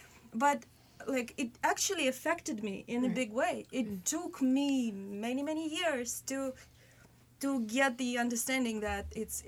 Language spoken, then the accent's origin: English; Russia; moved away; I was growing in Russia.